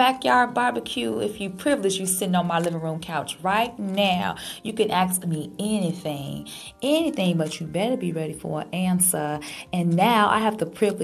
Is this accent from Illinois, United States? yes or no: yes; Chicago, Illinois, United States; moved away as an adult; now in Los Angeles, United States; I'm Chicago.